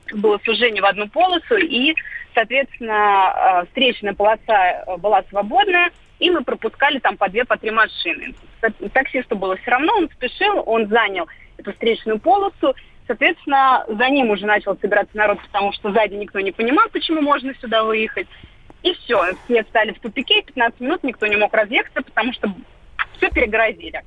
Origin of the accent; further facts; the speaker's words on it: Moscow, Russia; я из Москвы